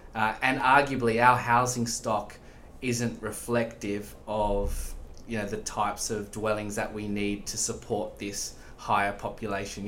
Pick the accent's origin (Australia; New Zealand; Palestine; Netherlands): Australia; moved away as an adult; also born or lived in Dublin, Ireland; you can hear I'm, I'm Australian